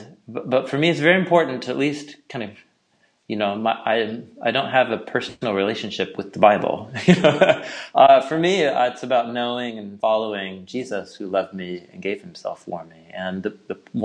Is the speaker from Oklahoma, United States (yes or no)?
no; Portland, Oregon, United States; I hail from Portland, Oregon